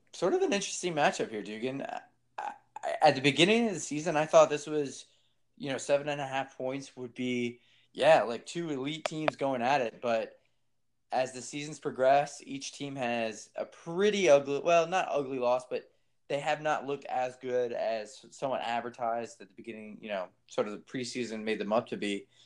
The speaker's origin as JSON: {"language": "English", "region": "Virginia", "country": "United States", "tie": "born or raised there", "also_born_or_lived": "Washington", "said": "I grew up in Virginia"}